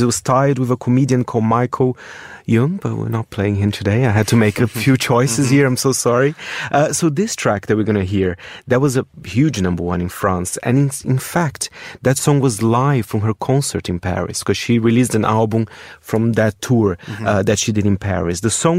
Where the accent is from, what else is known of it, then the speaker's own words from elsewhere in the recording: Brazil; English is a second language; I grew up in Brazil in the early, well, in the 90s, the mid-90s.